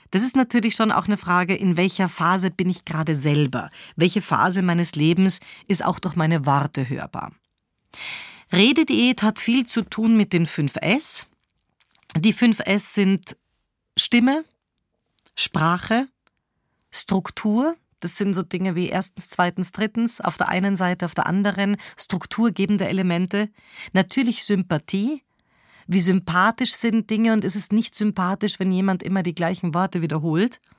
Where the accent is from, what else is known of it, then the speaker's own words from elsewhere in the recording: Switzerland; weil ich als Schweizerin Sätze oft mit oder beende.